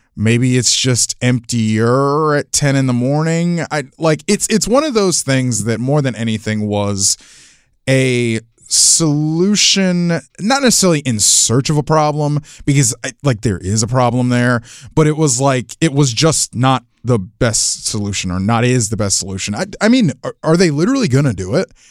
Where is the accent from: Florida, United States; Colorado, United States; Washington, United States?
Florida, United States; I'm from Florida